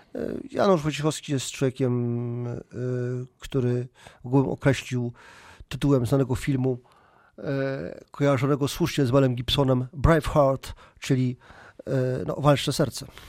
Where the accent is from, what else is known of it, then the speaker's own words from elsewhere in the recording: Poland; my Polacy kultywujemy takie tradycje